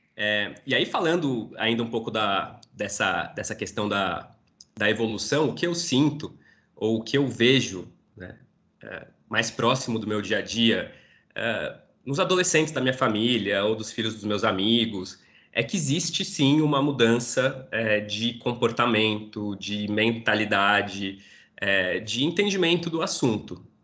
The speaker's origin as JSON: {"language": "Portuguese", "region": "São Paulo", "country": "Brazil", "tie": "born or raised there", "said": "sou aqui de São Paulo, nascido e criado numa família judaica, estudei toda a minha infância, inclusive adolescência, no colégio judaico aqui de São"}